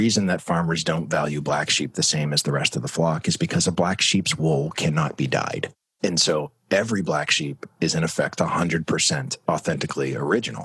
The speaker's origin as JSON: {"language": "English", "town": "Manchester", "region": "New Hampshire", "country": "United States", "tie": "born or raised there", "also_born_or_lived": "Florida", "moved": "as an adult", "said": "I was born and raised up in Manchester, New Hampshire"}